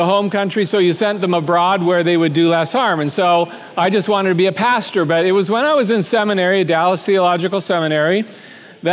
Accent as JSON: {"language": "English", "country": "Canada", "tie": "born or raised there", "said": "I was born and raised in Canada, the son of a pastor"}